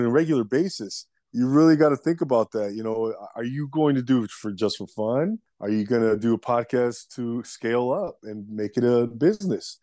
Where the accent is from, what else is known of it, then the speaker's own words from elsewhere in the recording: Los Angeles, California, United States; I'm actually from the Los Angeles area here in Southern California, United States, and born and raised out here